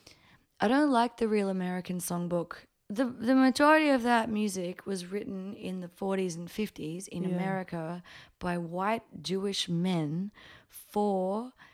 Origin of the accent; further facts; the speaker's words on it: Brisbane, Queensland, Australia; also born or lived in Papua New Guinea; I'm 19. I'm from Brisbane.